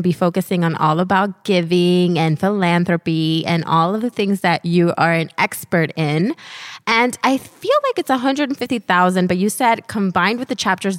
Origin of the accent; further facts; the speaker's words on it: Miami, Florida, United States; Yeah. I'm from Miami. What are you going to do?